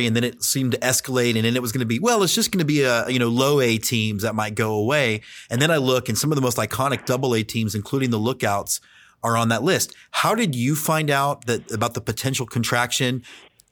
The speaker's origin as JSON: {"language": "English", "town": "Houston", "region": "Texas", "country": "United States", "tie": "born or raised there", "also_born_or_lived": "Austin, Texas", "said": "I grew up in Houston, Texas"}